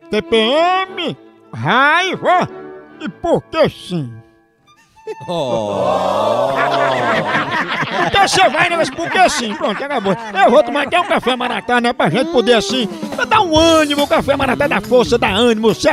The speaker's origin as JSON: {"language": "Portuguese", "region": "Paraíba", "country": "Brazil", "said": "todo o povo nordestino, especialmente, até porque eu sou paraibano."}